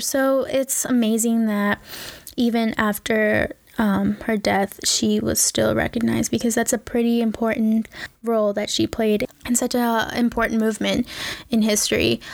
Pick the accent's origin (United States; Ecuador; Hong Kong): Ecuador; I am from Ecuador.